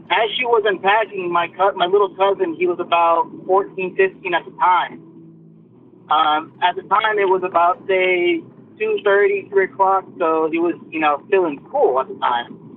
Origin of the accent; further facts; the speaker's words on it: Midland, Texas, United States; I'm from Midland, Texas, a little town out- outside of uh, West Texas.